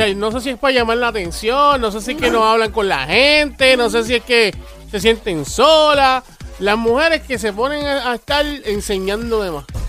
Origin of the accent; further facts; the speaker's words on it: Bayamón, Puerto Rico; yo soy de Bayamón